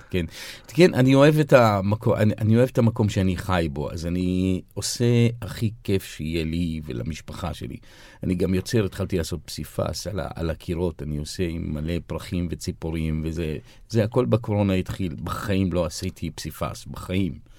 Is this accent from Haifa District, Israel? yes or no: yes; Haifa, Haifa District, Israel; now in Jaffa, Israel; אני זוכר פעם אחת ציירתי דגל פלסטין על המרפסת אצלנו בחיפה, וגדלנו בוואדי ניסנס